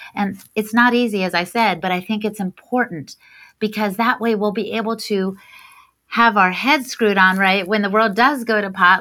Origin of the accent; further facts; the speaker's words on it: Washington, District of Columbia, United States; my hometown of DC